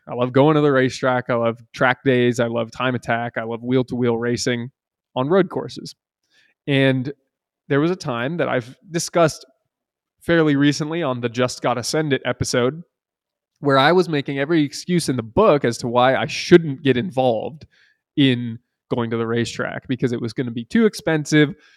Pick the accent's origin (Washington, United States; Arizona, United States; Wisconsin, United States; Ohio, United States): Washington, United States; Seattle; I'm from Seattle